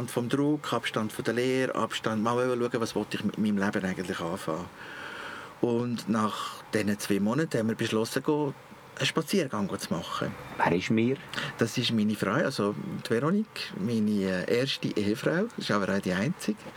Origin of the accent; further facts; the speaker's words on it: Switzerland; now in Abroad; Als Schweizer im Ausland ist das nicht ganz so einfach gewesen. Ich habe keine Aufenthaltsbewilligung, keine Arbeitsbewilligung.